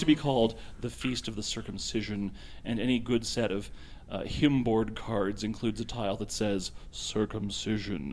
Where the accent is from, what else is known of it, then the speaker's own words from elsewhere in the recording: the South, United States; Growing up in the South